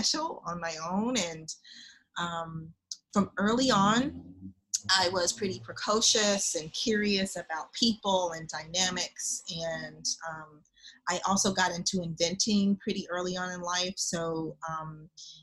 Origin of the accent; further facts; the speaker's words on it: Oklahoma City, Oklahoma, United States; I am from Oklahoma, Oklahoma City, Oklahoma